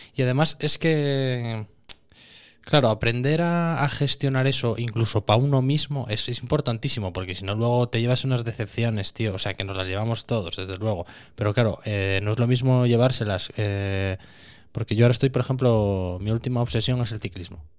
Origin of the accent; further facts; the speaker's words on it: Concejo de Laviana, Asturias, Spain; yo soy del Consejo de Gaña